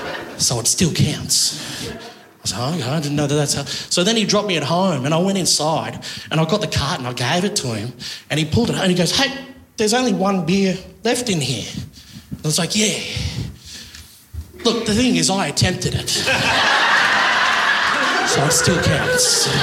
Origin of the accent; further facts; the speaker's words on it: Wagga Wagga, New South Wales, Australia; I'm from Wagga Wagga.